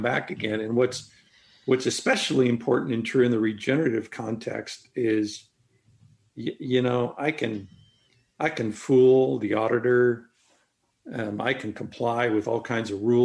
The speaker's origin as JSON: {"language": "English", "region": "Nebraska", "country": "United States", "said": "I was from Nebraska"}